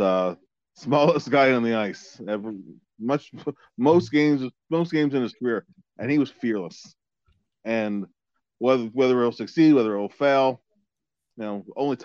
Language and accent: English; Philadelphia, Pennsylvania, United States; I'm from Philly